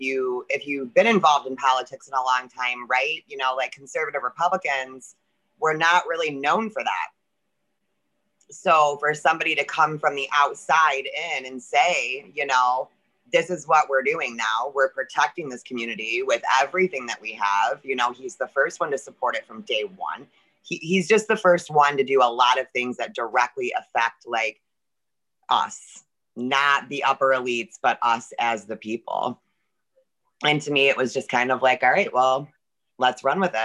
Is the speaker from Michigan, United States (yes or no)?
yes; Michigan, United States; I'm from Michigan, the great state of the lockdown Michigan